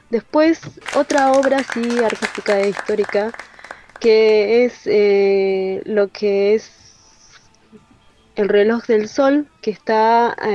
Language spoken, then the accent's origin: Spanish; Salta, Argentina; now in Neuquén, Argentina; Yo soy salteña y también estoy acá